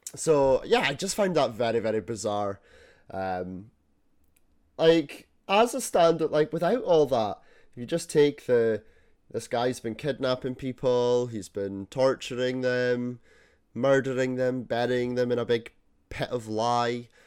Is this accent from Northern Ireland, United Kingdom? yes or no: no; Scotland, United Kingdom; being Scottish